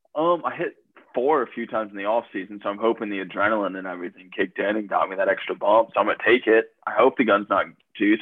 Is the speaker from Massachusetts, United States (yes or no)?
no; Columbus, Ohio, United States; moved away; also born or lived in Adrian, Michigan; I'm from Columbus, Ohio